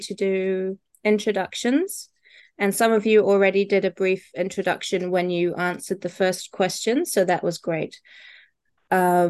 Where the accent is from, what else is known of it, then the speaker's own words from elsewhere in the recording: New Zealand; I am a New Zealander and I live with my dog, Billy